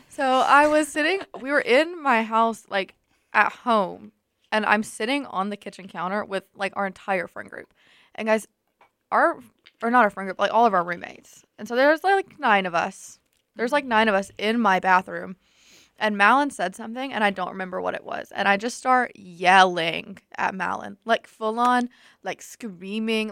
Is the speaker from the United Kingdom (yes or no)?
no; Tuscaloosa, Alabama, United States; I'm also from Tuscaloosa